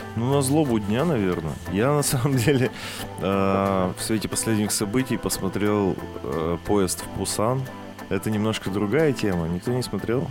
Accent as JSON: {"language": "Russian", "town": "Perm", "region": "Perm Krai", "country": "Russia", "tie": "born or raised there", "moved": "yes", "said": "у нас на родине в Перми"}